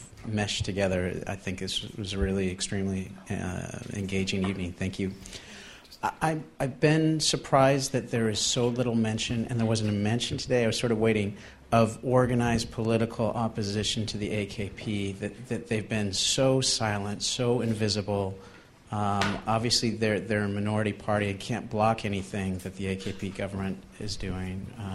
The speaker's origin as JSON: {"language": "English", "country": "United States", "moved": "yes", "lives_now": "London, United Kingdom", "said": "I'm an American living in London"}